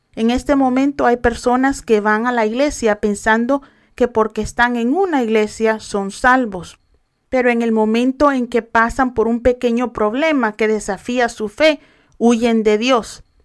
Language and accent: Spanish; El Salvador; mi país El Salvador